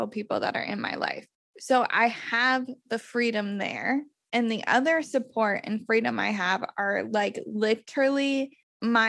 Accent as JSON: {"language": "English", "region": "Iowa", "country": "United States", "tie": "born or raised there", "moved": "yes", "lives_now": "Portland, United States", "said": "move home to Iowa"}